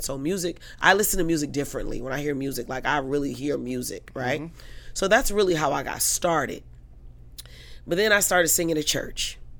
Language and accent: English; Detroit, Michigan, United States; Detroit, okay. Born and raised. Okay. Just wanted to make sure. Yeah, okay. Lower East Side, the bottom is what we call it.